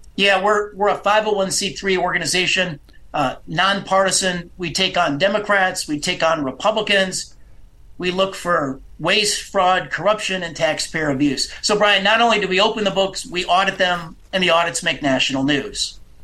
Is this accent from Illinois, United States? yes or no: yes; Illinois, United States; my home state of Illinois.